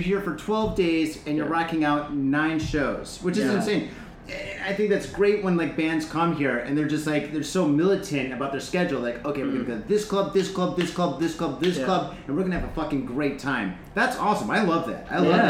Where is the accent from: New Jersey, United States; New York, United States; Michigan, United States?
Michigan, United States; Detroit; also born or lived in San Francisco; now in Tokyo, Japan; I grew up in the Detroit area, then I lived in San Francisco, then I'm into Tokyo, so I just keep on going west.